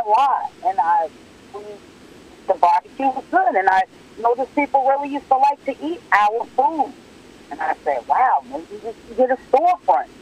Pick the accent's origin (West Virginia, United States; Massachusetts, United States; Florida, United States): Massachusetts, United States; Lowell; moved away as an adult; also born or lived in North Carolina; I grew up in Lowell, and we only barbecued on different holidays